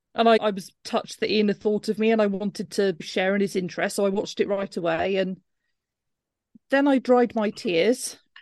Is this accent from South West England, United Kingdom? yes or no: yes; Cornwall, South West England, United Kingdom; now in Cardiff, United Kingdom; I come from Cornwall originally